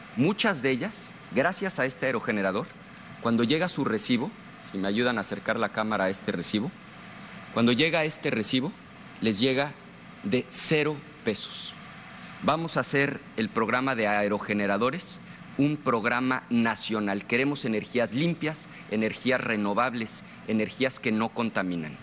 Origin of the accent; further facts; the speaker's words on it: Mexico; como mexicanos